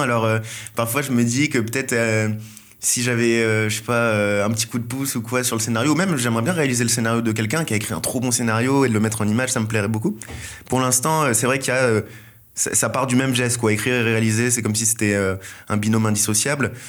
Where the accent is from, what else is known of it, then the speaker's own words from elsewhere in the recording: Seine-et-Marne, Île-de-France, France; je viens d'une ville de Seine-et-Marne qui est à mi-chemin entre le quatre-vingt-treize et, euh, la campagne. Donc, euh, j'ai vécu toute ma vie, euh, dans, dans cette